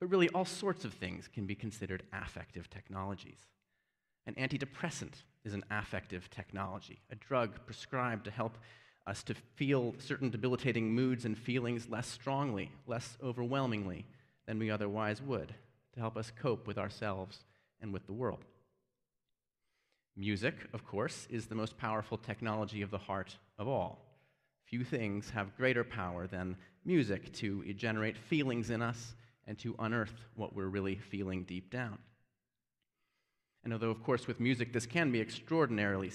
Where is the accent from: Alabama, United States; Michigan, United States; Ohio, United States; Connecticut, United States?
Alabama, United States; Birmingham; moved away; in Birmingham, which I consider my hometown, although I haven't lived here in some time